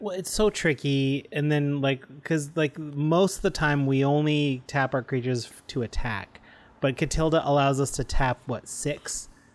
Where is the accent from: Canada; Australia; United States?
Canada; as a Canadian, my French education